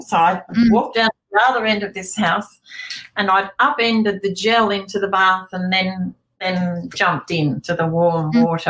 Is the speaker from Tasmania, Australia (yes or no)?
yes; King Island, Tasmania, Australia; growing up on King Island